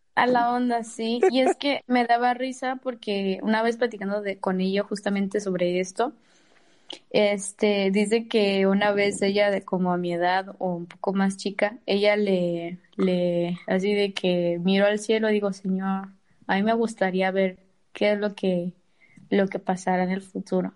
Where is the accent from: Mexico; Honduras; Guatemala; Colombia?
Mexico; yo soy de Río Viejo